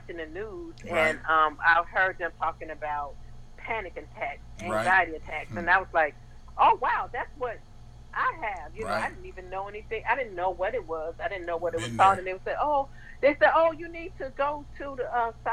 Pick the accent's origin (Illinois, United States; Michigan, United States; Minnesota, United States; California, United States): Michigan, United States; moved away as an adult; also born or lived in Los Angeles / Germany; now in Mansfield, United States; I'm from from Michigan, a small town in Michigan, and I moved to Los Angeles, and you can imagine going from, you know, having been raised in a small town to a big city